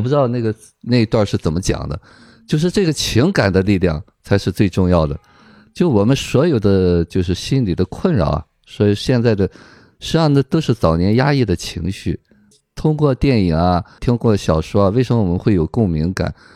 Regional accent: China; 我们中国人

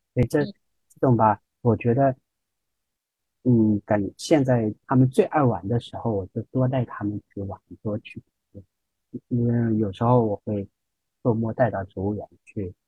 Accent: Shanghai, China; 我们上海人吃

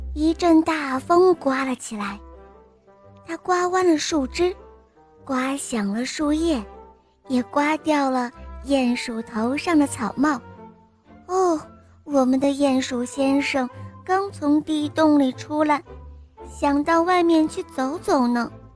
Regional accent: Liaoyuan, Jilin, China; 我六十来岁了，我来这辽源

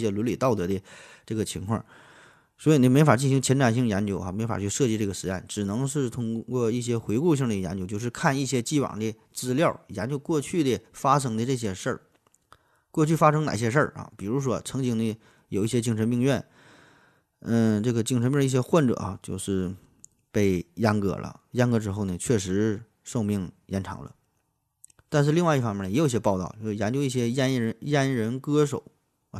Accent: Northeast China, China; 咱从小就是，呃，学这个语言的时候儿就 把这个东北话和这个普通话就当做一种语言来说

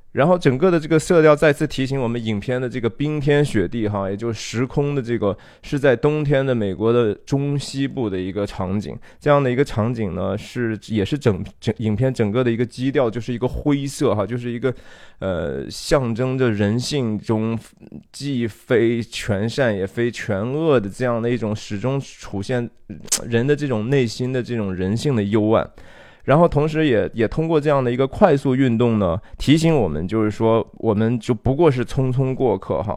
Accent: China; 我们中国人不太喜欢讲这个罪哈

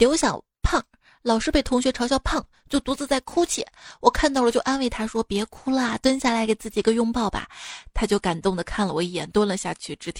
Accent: Hubei, China; 原谅我湖北人

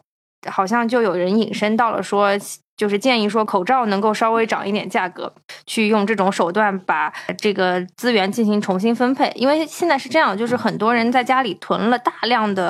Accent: China; 就是因为我们是从中国来的

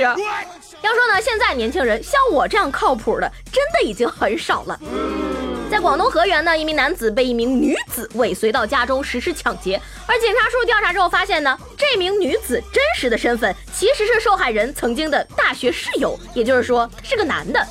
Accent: Shandong, China; 你猜我们山东人到底会不会开挖掘机？

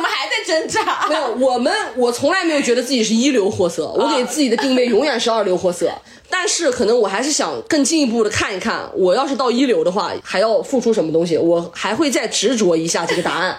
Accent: Shanxi, China; 原来我是山西人

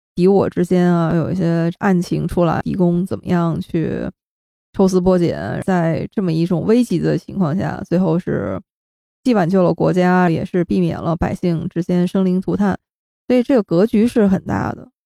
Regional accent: Shenyang, Liaoning, China; 我们都是沈阳人啊，都是沈阳老乡

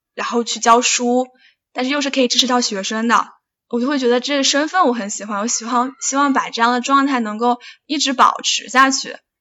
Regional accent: Hunan, China; 我老家也是湖南的

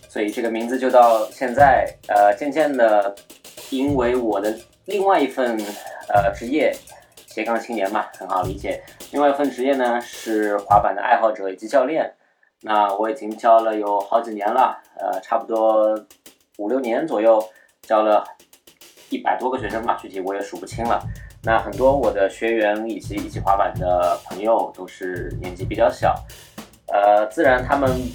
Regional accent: Shanghai, China; also born or lived in Beijing; 我呢是一个土生土长的上海人

